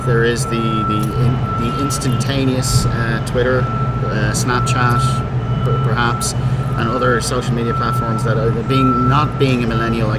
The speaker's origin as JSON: {"language": "English", "country": "Ireland", "said": "I am an Irishman. I apologize for my awful accent."}